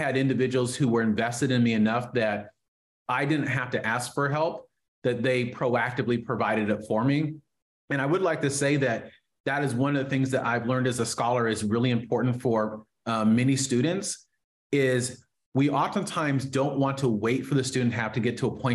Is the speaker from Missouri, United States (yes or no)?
no; far Northern California, United States; also born or lived in Oakland, California; now in Sacramento, United States; We moved from the Bay Area to far Northern California